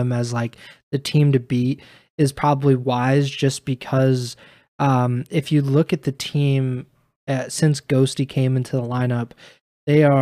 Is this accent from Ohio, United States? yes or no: yes; Columbus, Ohio, United States; my hometown of Columbus, Ohio